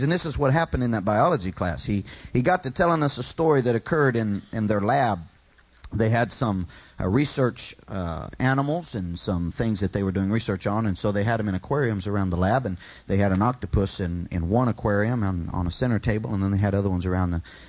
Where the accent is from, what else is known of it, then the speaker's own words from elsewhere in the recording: California, United States; I'd lived there all my life, born and raised in California